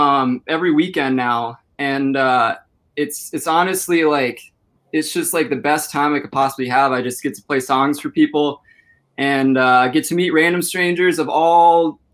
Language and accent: English; Minnesota, United States; I'm from Minnesota. I'm 21 years old.